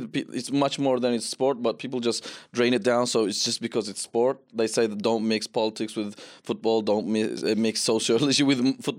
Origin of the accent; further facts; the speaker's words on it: Sydney, New South Wales, Australia; moved away; In Australia, when I grew up in Sydney, they used to call me ….